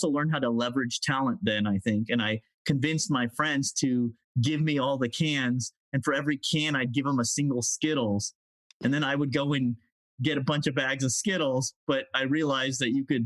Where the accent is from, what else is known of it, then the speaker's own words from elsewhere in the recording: United States; also born or lived in London, England / South Florida / Southern California; born in London, England, but grew up in South Florida and Southern California